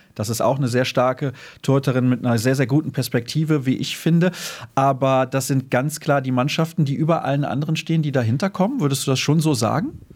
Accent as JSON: {"language": "German", "town": "Solingen", "region": "North Rhine-Westphalia", "country": "Germany", "tie": "born or raised there", "said": "aus meiner Heimatstadt"}